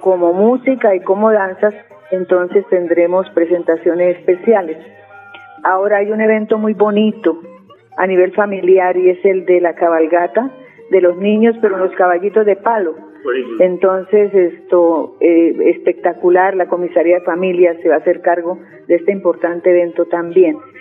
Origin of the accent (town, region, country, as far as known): Tona, Santander, Colombia